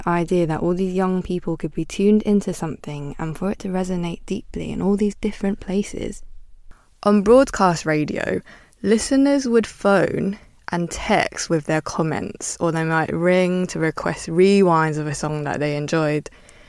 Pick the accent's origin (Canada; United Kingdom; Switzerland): United Kingdom; London; I'm from Northwest London and we had Freeze FM, West London had Lalo FM, East had Rinse and Deja Vu, and South had On Top FM.